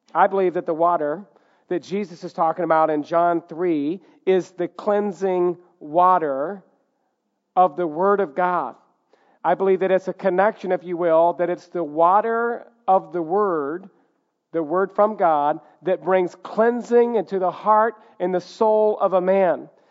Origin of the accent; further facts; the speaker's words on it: the South, United States; Growing up in the South